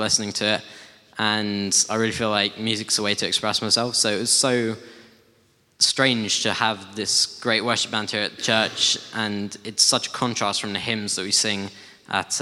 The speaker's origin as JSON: {"language": "English", "town": "Guildford", "region": "South East England", "country": "United Kingdom", "tie": "born or raised there", "also_born_or_lived": "Hull / United States", "said": "And been living in Guildford ever since."}